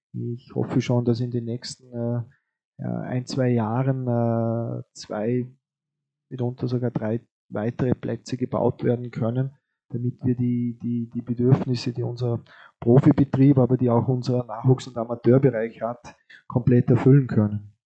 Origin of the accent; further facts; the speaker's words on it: Vorarlberg, Austria; liegt uns äh, als Vorarlberger natürlich auch am Herzen